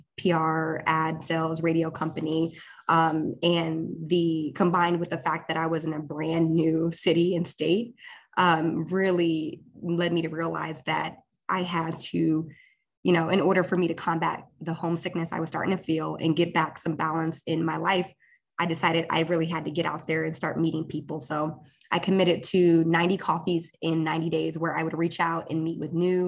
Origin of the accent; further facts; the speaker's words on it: Columbus, Ohio, United States; also born or lived in Ethiopia; I was born in Ethiopia, which is a country in East Africa, and I immigrated to the United States with my parents and siblings in the early 90s as a refugee. But I grew up in Columbus, Ohio in the Midwest